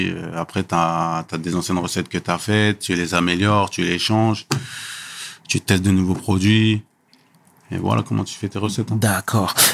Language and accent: French; Senegal; Chez moi au Sénégal, pareil tu vois, quand tu voyages, tu as plus d'imagination